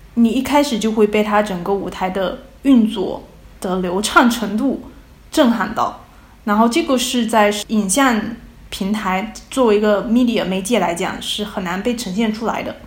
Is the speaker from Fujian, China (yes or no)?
yes; Fujian, China; now in Utrecht, Netherlands; 我是福建人，普通话并不是非常标准